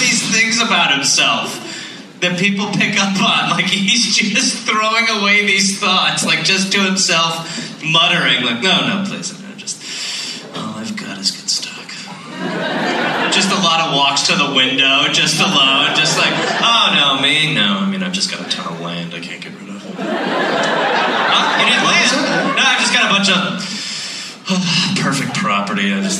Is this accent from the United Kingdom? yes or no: yes; Scotland, United Kingdom; I mean, I'm Scottish. Who knows what I'm doing?